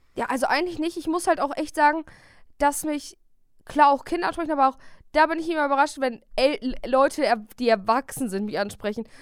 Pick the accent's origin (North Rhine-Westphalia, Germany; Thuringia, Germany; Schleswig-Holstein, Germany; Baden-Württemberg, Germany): North Rhine-Westphalia, Germany; Bielefeld; wir kommen ja beide aus Bielefeld